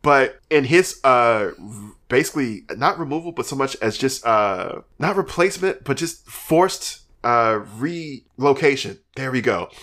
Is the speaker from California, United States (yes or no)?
no; Alabama, United States; I'm from Alabama